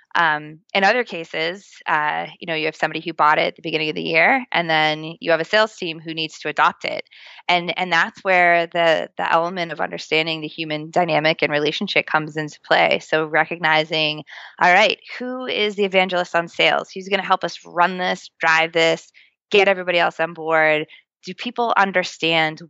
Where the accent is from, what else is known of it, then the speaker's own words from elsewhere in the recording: Boston, Massachusetts, United States; accent: Boston; my Boston accent